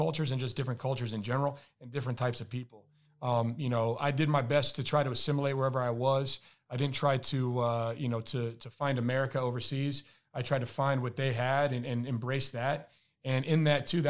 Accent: Albuquerque, New Mexico, United States; moved away as an adult; also born or lived in Ithaca, New York / Spain / Italy / Germany; I'm from Albuquerque, New Mexico

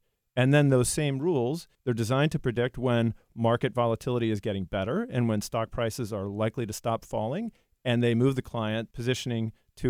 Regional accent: Ridgewood, New Jersey, United States; Ridgewood, New Jersey.

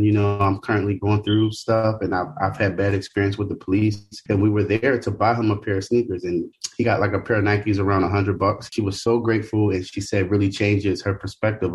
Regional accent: Philadelphia, Pennsylvania, United States; moved away as an adult; I'm originally from Philadelphia. I've been in Philadelphia my whole life.

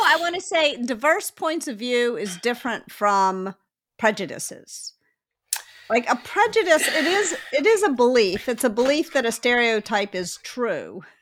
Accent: Memphis, Tennessee, United States; I grew up in Memphis

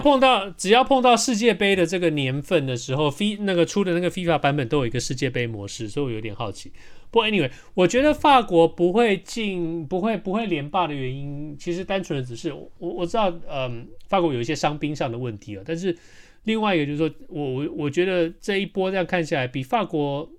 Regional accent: Taiwan; 我们台湾人

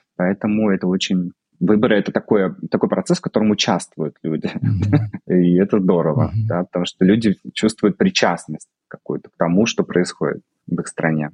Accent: Russia; moved away as an adult; also born or lived in Moscow, Russia; now in Vigo, Spain

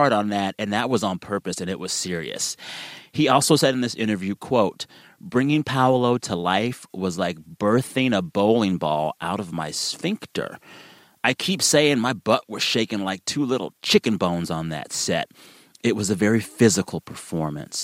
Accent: Texas, United States; As a Texan

